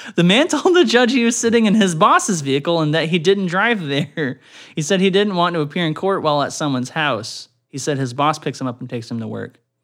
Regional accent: Canada; growing up in Canada

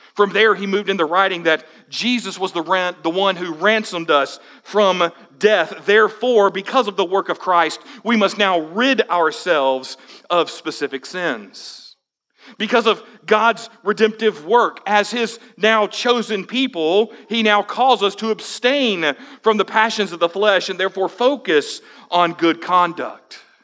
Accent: United States

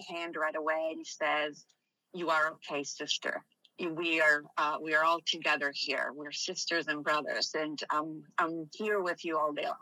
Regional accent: Milan, Lombardy, Italy; moved away as an adult; also born or lived in Missouri; Growing up in Milan was very interesting compared to the rest of the places that I've visited.

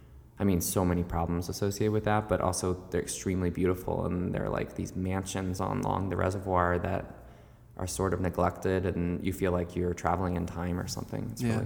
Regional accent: Tracy's Landing, Maryland, United States; now in New York, United States; I grew up in Tracy's Landing, Maryland. Mm-hmm. So it's a pretty rural part of the country. It's like an hour south of Baltimore.

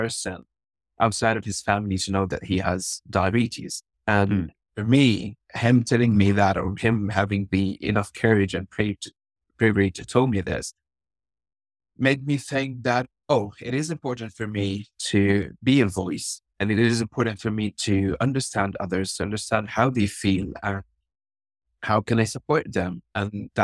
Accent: Gaza, Gaza Strip, Palestine; I'm from Gaza, Palestine

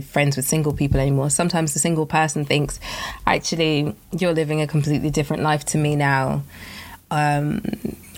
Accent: Nigeria; I'm West African, I'm Nigerian

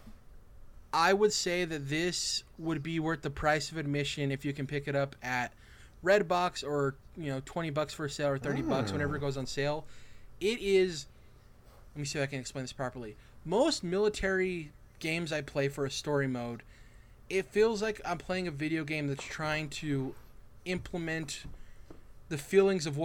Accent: United States; as American citizens

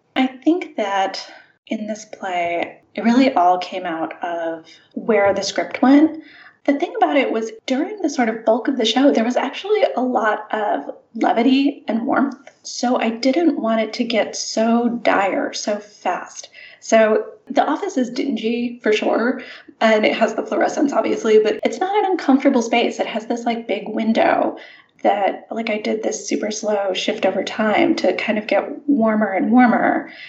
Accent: St. Louis, Missouri, United States; I grew up in St. Louis

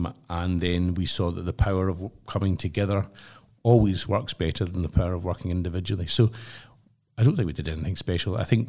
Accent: Glasgow, Scotland, United Kingdom; what I'd say as a Glaswegian, it was such a socialist event.

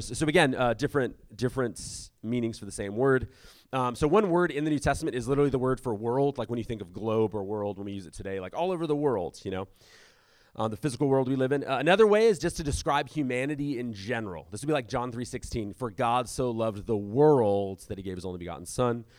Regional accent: San Diego, California, United States; I grew up in South San Diego

